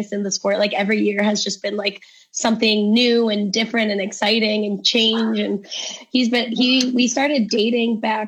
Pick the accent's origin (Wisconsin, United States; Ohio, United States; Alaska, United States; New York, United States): Ohio, United States; Cleveland; We're both from Cleveland here